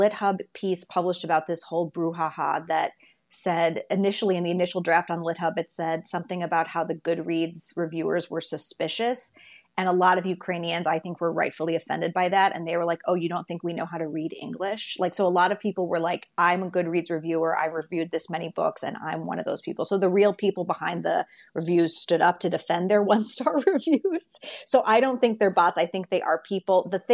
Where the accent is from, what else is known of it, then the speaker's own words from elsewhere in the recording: United States; I'm so ignorant as an American